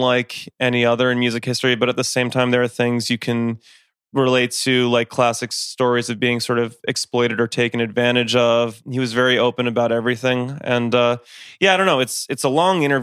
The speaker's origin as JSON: {"language": "English", "area": "Westchester", "region": "New York", "country": "United States", "tie": "born or raised there", "said": "I grew up in Westchester, New York"}